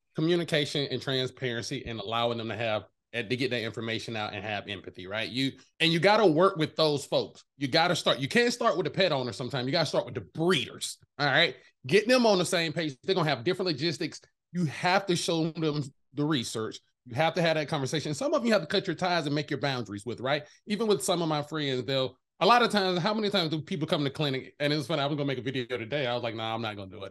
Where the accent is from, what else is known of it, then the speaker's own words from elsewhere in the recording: the South, United States; I'm from the South